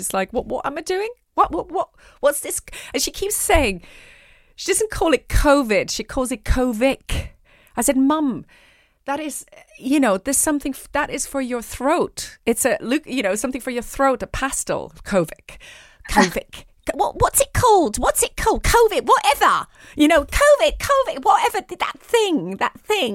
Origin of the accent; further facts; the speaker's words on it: Zurich, Switzerland; I was born in Zurich.